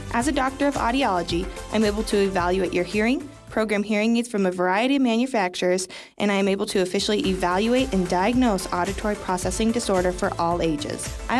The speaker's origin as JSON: {"language": "English", "town": "Sheridan", "region": "Wyoming", "country": "United States", "tie": "born or raised there", "said": "I was born and raised here in Sheridan"}